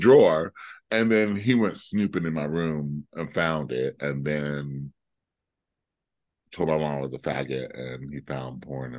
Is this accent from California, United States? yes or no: yes; Compton, California, United States; now in Florida, United States; Okay, so I left Compton after I left Southern California, because we were living